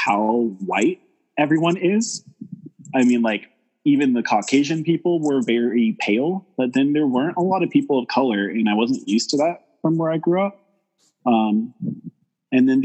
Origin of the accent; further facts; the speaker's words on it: Porterville, California, United States; moved away as an adult; also born or lived in Fresno; now in Seattle, United States; I grew up in Porterville, and I lived there for 18-ish years